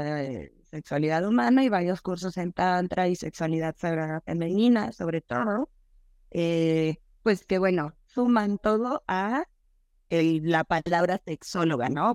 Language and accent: Spanish; Veracruz, Mexico; soy mexicana, nací en Veracruz.